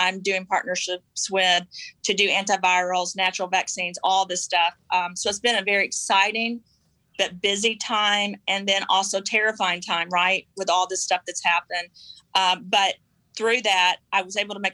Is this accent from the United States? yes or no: yes; the South, United States; I was raised in the South